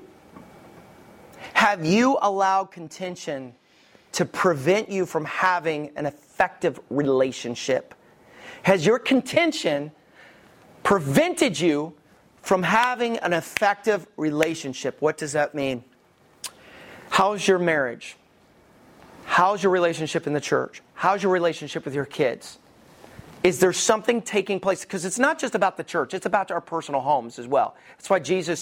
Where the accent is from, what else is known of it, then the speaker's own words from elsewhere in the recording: the Bible Belt, United States; I grew up in the Bible Belt and I stayed in the Bible Belt.